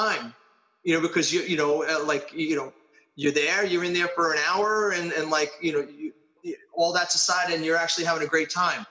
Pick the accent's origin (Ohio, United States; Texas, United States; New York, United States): New York, United States; New York City; I was born in Astoria, Queens.